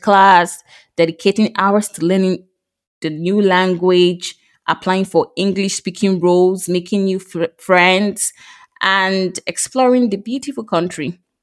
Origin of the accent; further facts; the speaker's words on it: Nigeria; moved away as an adult; now in France; I recently moved to France from Nigeria.